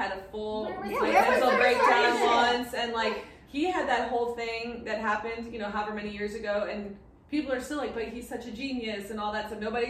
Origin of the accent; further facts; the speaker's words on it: Miami, Florida, United States; I grew up in Miami